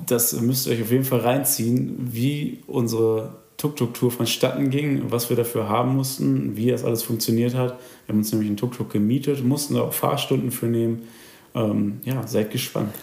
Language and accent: German; Germany; dass ich aus Deutschland komme